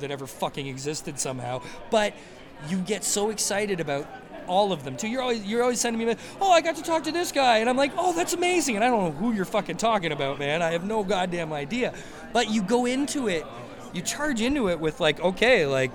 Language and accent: English; Canada; as a patriotic Canadian